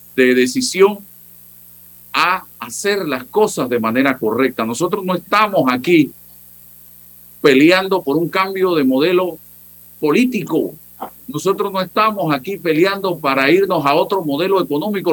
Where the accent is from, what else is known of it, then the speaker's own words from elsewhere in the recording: Panama; Eso es lo que queremos los panameños